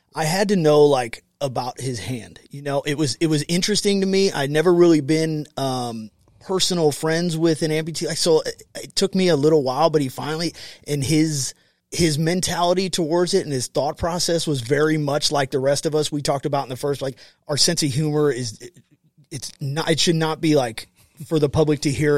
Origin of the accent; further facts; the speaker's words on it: United States; I grew up on the Mississippi partying, but I was south of the Lock and Dam